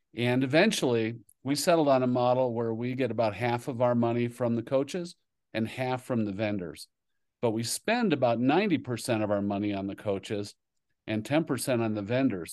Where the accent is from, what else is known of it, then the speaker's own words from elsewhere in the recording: Kingsford, Michigan, United States; moved away as an adult; also born or lived in New Jersey; the Upper Peninsula, Michigan, a town called Iron Mountain, actually Kingsford, Michigan. And so that's where I grew up